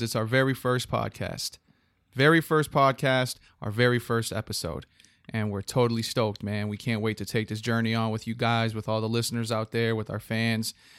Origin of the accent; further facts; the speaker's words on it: Hartford, Connecticut, United States; I was born on July 14th in Hartford, Connecticut.